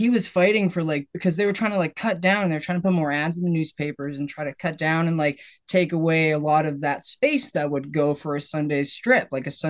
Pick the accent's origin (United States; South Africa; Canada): Canada; I'm Canadian.